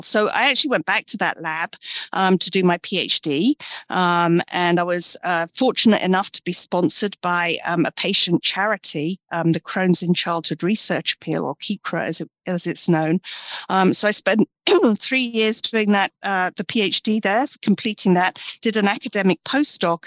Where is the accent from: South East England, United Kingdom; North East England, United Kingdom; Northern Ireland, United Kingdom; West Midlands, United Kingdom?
South East England, United Kingdom; Brighton; also born or lived in London; I'm from the UK. I was born in Brighton, England, and uh, grew up in a village.